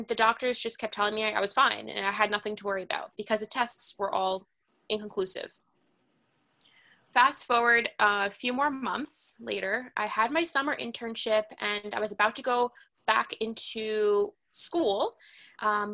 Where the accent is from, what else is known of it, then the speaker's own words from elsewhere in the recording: New York City, New York, United States; I grew up in Manhattan